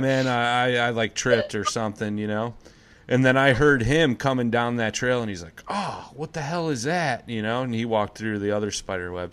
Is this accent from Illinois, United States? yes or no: yes; Crystal Lake, Illinois, United States; When I was a kid, uh, I grew up in Crystal Lake, northern Illinois, about an hour outside of Chicago